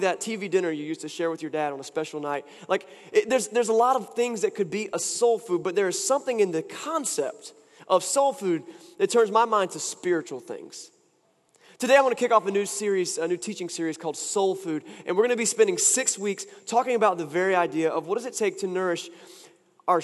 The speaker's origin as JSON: {"language": "English", "town": "Wilson", "region": "North Carolina", "country": "United States", "tie": "born or raised there", "moved": "yes", "said": "I was in my hometown and I got to take part in a time-honored event for anyone who's from Wilson, North Carolina"}